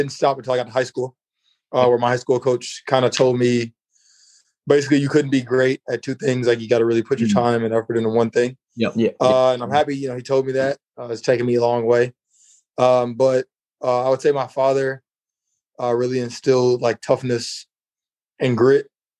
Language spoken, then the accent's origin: English; Chicago, Illinois, United States; moved away as an adult; also born or lived in Mississippi; now in Brisbane, Australia; I actually born in Chicago, moved to Mississippi. So in the southern part of America, and then back to Chicago.